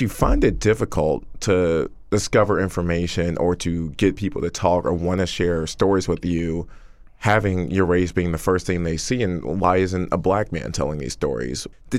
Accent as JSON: {"language": "English", "region": "Georgia", "country": "United States", "tie": "born or raised there", "said": "I grew up here in Georgia."}